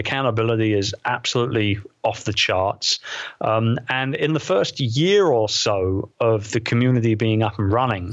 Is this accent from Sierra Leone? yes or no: no; London, United Kingdom; It's holding an event like that in my hometown, in the Queen Elizabeth II Convention Center, right opposite Westminster Abbey